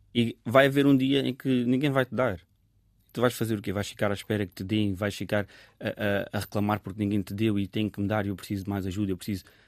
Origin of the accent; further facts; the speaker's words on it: Sintra line, Lisbon, Portugal; eu cresci também na, na linha de Sintra, num bairro que, que é multicultural